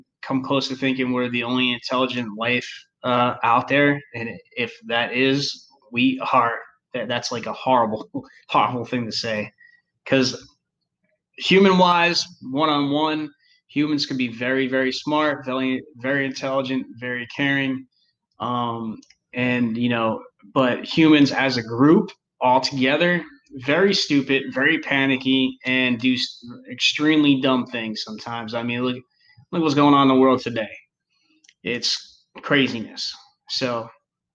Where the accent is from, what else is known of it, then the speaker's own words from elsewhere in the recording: New Jersey, United States; now in North Carolina, United States; we're from New Jersey. We live in North Carolina now, but we're originally from New Jersey